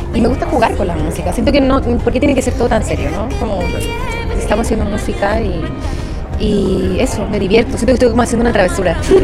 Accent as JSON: {"language": "Spanish", "town": "Viña del Mar", "region": "Valparaíso", "country": "Chile", "tie": "born or raised there", "moved": "as an adult", "lives_now": "Mexico", "said": "sí, soy chilena, nací en Viña del Mar"}